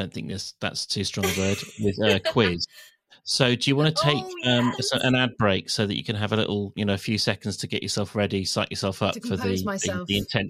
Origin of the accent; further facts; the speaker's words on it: West Country, South West England, United Kingdom; also born or lived in Swindon; I'm from the West Country as well